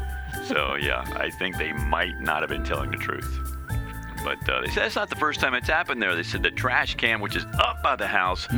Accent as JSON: {"language": "English", "town": "Baltimore", "region": "Maryland", "country": "United States", "tie": "born or raised there", "moved": "yes", "lives_now": "North Carolina, United States", "said": "One of my fond memories growing up in Baltimore is the Maryland State Fair. Because we lived like less than a mile walking distance to the state fair."}